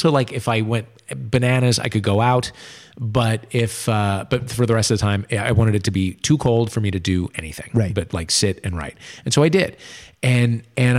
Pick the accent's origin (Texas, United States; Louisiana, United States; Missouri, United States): Missouri, United States; St. Louis; born or raised there; also born or lived in New Jersey